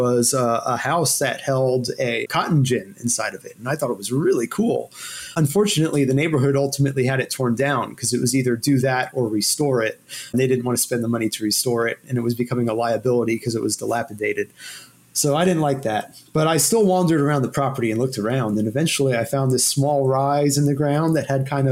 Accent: Houston, Texas, United States; also born or lived in Louisville, Kentucky; they got transferred to Houston, where I grew up

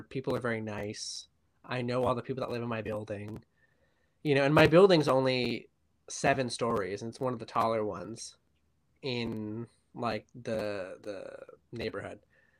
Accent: Gardner, Massachusetts, United States; also born or lived in Queens, New York City; now in New York City, United States; I am from a very small, legally a city in Massachusetts called Gardner.

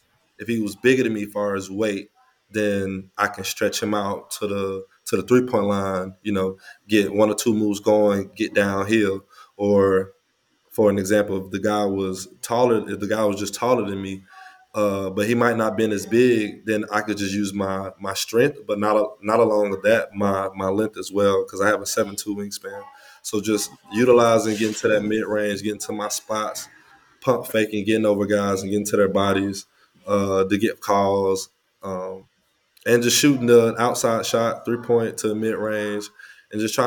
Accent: United States; moved away as an adult; also born or lived in Australia; I played in my hometown in high school

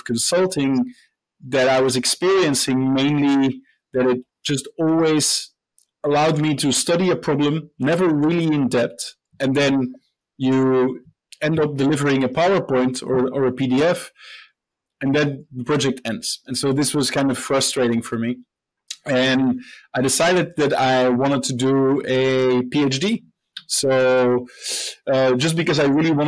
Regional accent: Belgium; moved away as an adult; also born or lived in United Kingdom; now in Singapore; So I'm originally from Belgium. I studied there

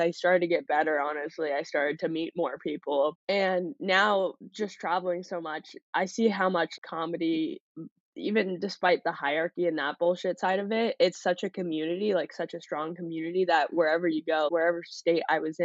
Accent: Southern California, United States; moved away as an adult; also born or lived in New York City; I grew up in Southern California

